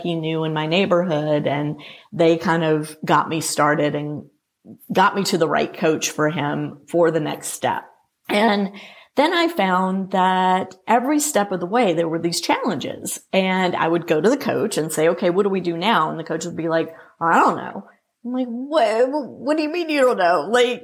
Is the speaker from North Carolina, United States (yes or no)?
no; Louisiana, United States; moved away; also born or lived in Atlanta, Georgia; I grew up playing juniors in Louisiana and in the Southern section